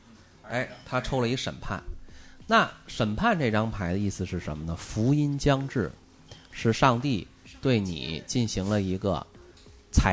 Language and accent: Chinese; China; 就跟我们中国人的抽签儿似的